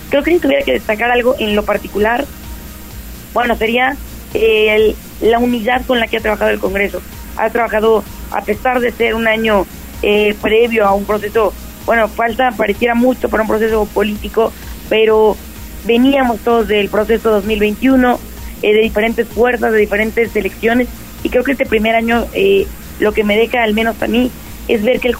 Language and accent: Spanish; Puebla, Mexico; todas las conmemoraciones patrias nos hacen unirnos como poblanas, como poblanos, como mexicanas, como mexicanos.